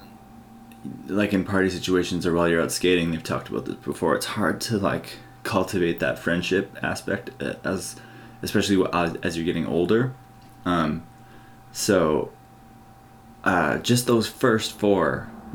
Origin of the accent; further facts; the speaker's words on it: Canada; growing up in Canada